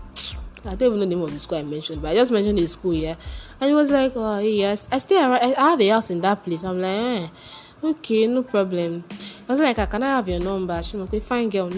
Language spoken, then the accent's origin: English; Nigeria; as a Nigerian person